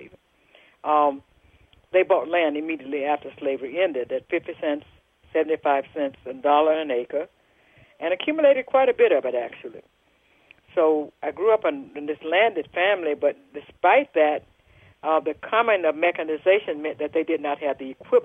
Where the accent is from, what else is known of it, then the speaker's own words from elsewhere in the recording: Jackson, Mississippi, United States; So I grew up in Jackson, Mississippi, which is central Mississippi.